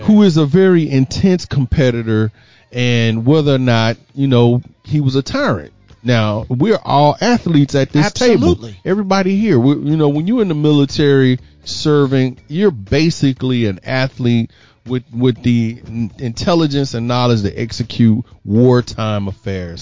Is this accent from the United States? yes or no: yes; Houston, Texas, United States; my hometown, Houston, Texas